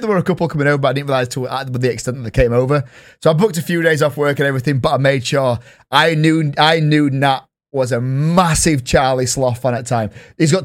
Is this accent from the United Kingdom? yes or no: yes; Yorkshire and the Humber, United Kingdom; I'm from Yorkshire